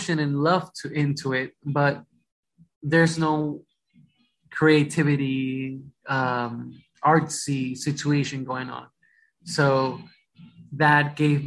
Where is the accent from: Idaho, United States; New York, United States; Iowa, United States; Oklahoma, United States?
New York, United States; Rockland County; born or raised there; English is a second language; also born or lived in Ecuador / Bronx, New York